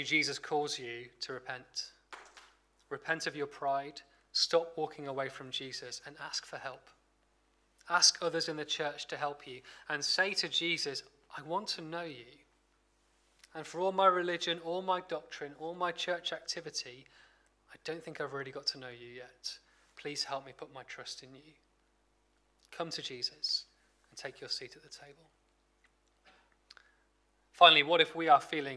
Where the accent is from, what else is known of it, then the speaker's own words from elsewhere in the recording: Blackpool, North West England, United Kingdom; I'm from Blackpool